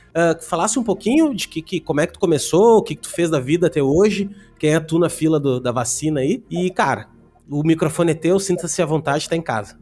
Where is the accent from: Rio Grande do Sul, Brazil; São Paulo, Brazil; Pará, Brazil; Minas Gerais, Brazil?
Rio Grande do Sul, Brazil; Canoas; moved away as an adult; also born or lived in Porto Alegre; now in Balneário Camboriú, Brazil; eu sou de Porto Alegre, Canoas ali, né? Morava em, morei em Canoas a minha vida inteira